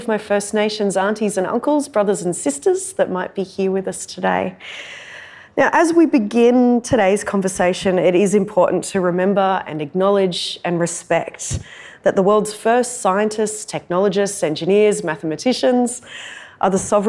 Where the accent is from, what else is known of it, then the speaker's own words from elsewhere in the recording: Darug and Gundungurra country, New South Wales, Australia; I'm a Wiradjuri woman. I was born and raised on Darug and Gundagara country. That's where I have responsibilities to community and country.